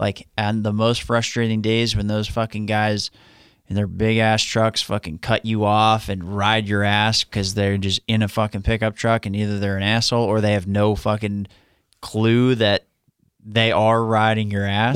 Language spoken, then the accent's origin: English; Long Island, New York, United States; now in Florida, United States; I'm from Long Island.